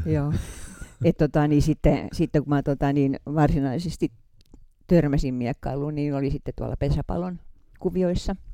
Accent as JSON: {"language": "Finnish", "town": "Hämeenlinna", "region": "Kanta-Häme", "country": "Finland", "tie": "born or raised there", "also_born_or_lived": "Arjala / Helsinki", "moved": "as an adult", "lives_now": "Mäntsälä, Finland", "said": "mä oon syntynyt Arjalassa ja sitten pienenä tyttönä muuttanut Hämeenlinnaan ja siellä on vanhemmat rakentaneet taloa ja, ja siellä mä oon kasvanut"}